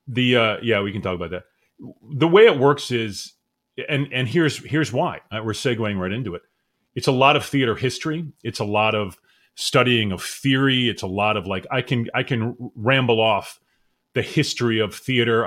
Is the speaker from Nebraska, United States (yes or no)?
no; Cherry Hill, New Jersey, United States; moved away as an adult; also born or lived in Mount Holly, New Jersey / Medford Lakes, New Jersey / New York; We moved to Cherry Hill, and that's where I spent my years and went to high school there